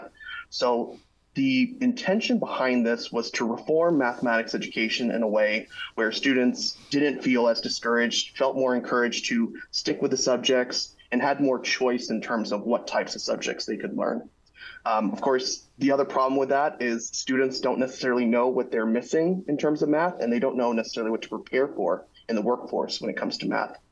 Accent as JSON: {"language": "English", "town": "Chandler", "region": "Arizona", "country": "United States", "tie": "born or raised there", "said": "launched a nonprofit micro school in my hometown of Chandler, Arizona"}